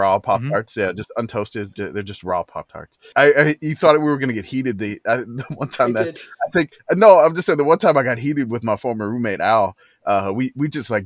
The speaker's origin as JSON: {"language": "English", "town": "New Orleans", "region": "Louisiana", "country": "United States", "tie": "born or raised there", "moved": "yes", "said": "I live in a different zone for cookies now than I did growing up in New Orleans."}